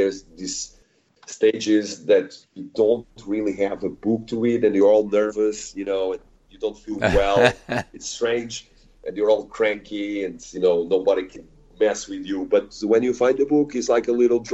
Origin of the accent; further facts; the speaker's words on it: Portugal; I'm from Portugal